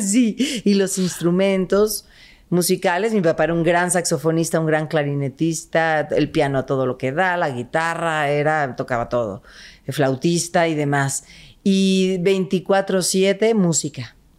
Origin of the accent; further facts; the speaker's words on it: Guadalajara, Jalisco, Mexico; Yo soy de Guadalajara, Jalisco